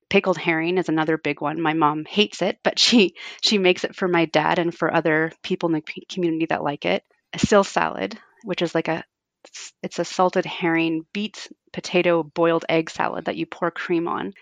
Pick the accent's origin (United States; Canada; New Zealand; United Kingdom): Canada; Fort Frances, Ontario; it would, takes longer to drive to Toronto from my hometown than it does to Calgary